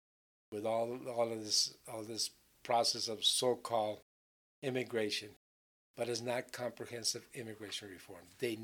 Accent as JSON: {"language": "English", "town": "Nogales", "region": "Arizona", "country": "United States", "tie": "born or raised there", "said": "And I was born and raised in Nogales. My mother was Mexican, from Santana, Sonora. Mm-hmm. But my dad, Italian, from New York City."}